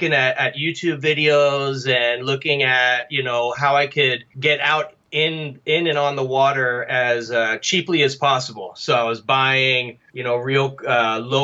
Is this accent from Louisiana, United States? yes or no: yes; New Orleans, Louisiana, United States; now in Monterey Bay area, United States; I'm from New Orleans, Louisiana, which is on the Gulf Coast